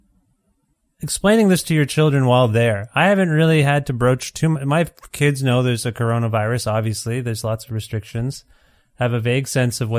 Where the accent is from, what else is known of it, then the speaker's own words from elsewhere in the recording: Canada; I'm Canadian